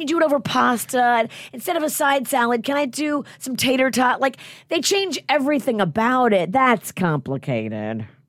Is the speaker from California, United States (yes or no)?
no; New Orleans, Louisiana, United States; I grew up in New Orleans